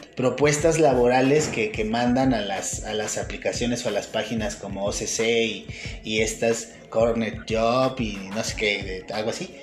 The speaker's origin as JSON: {"language": "Spanish", "country": "Mexico", "said": "a mí como mexicano"}